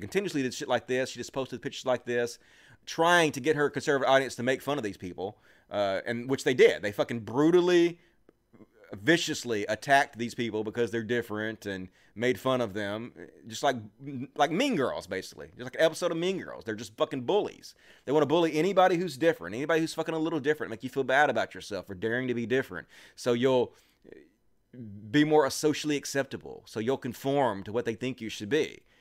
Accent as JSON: {"language": "English", "region": "Mississippi", "country": "United States", "said": "I'm from Mississippi"}